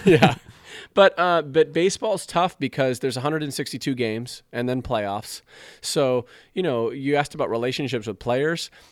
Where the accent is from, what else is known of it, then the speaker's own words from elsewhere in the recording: Southern California, United States; also born or lived in Colorado; now in Chicago, United States; I'm originally from Southern Cal